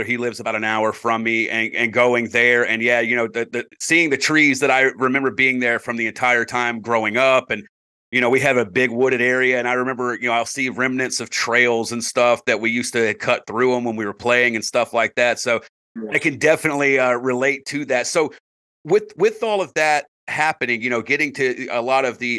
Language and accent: English; South Carolina, United States; as a South Carolina boy myself